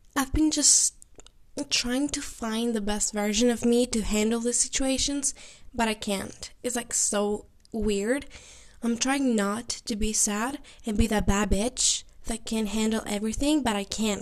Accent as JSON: {"language": "English", "country": "Greece", "said": "I'm from Greece, which is something unusual for them"}